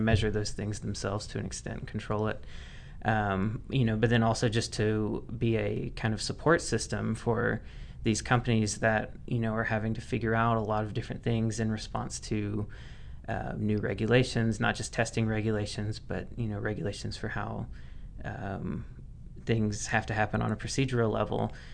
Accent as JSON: {"language": "English", "region": "Mississippi", "country": "United States", "moved": "as an adult", "lives_now": "Oregon, United States", "said": "I'm originally from Mississippi"}